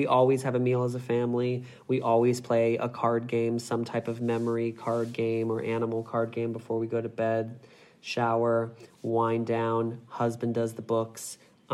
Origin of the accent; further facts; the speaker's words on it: United States; now in Sydney, Australia; as an American